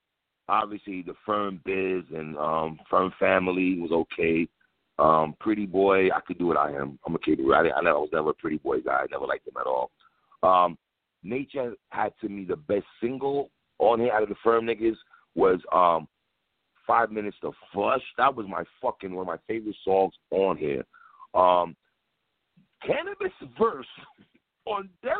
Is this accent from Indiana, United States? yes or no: no; New York City, New York, United States; we're from New York City